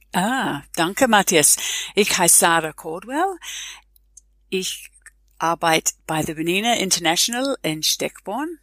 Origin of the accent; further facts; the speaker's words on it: New Zealand; German is a second language; moved away as an adult; now in Switzerland; Ich komme ursprünglich aus Neuseeland